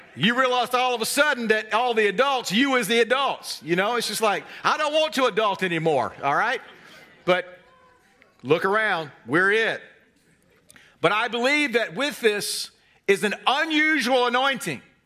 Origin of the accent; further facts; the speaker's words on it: North Carolina, United States; I'm from North Carolina, hence the carefully honed accent